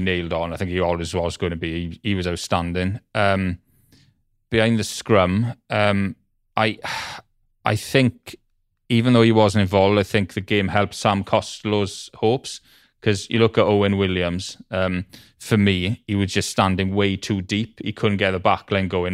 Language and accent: English; Welsh, Wales, United Kingdom; I'm Welsh